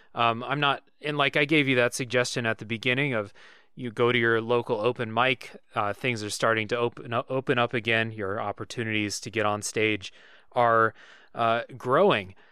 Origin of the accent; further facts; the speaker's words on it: United States; I'm an American